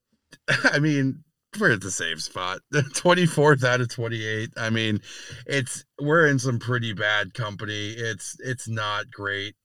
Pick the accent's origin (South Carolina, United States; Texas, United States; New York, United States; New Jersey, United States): New York, United States; being a New Yorker